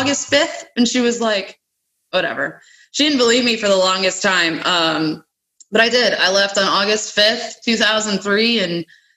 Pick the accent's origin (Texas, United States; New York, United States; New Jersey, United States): New York, United States; Western; moved away as an adult; also born or lived in Louisiana / Florida; now in Birmingham, United States; I'm from Western New York originally